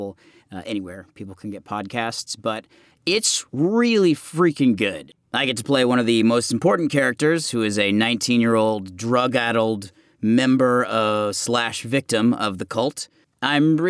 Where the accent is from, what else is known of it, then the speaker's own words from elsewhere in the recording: Austin, Texas, United States; moved away as an adult; That's my hometown